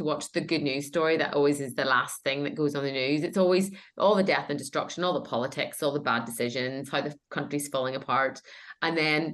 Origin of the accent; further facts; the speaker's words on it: Northern Ireland, United Kingdom; my growing up in Northern Ireland